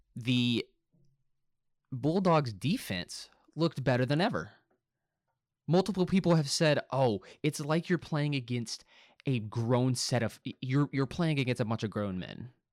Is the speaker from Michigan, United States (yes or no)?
no; Little Rock, Arkansas, United States; Now, I am from Arkansas. I live in Arkansas. I have all my life. I was born here. I was born in Little Rock, Arkansas